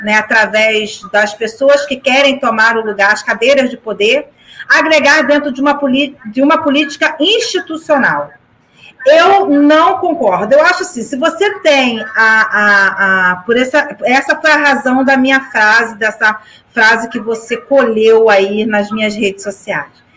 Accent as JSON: {"language": "Portuguese", "town": "São Gonçalo", "region": "Rio de Janeiro", "country": "Brazil", "tie": "born or raised there", "said": "eu sou alcantarense de raiz, nasci na Casa de Saúde Alcântara, trabalho há 28 anos, há 29 anos aqui no centro de Alcântara"}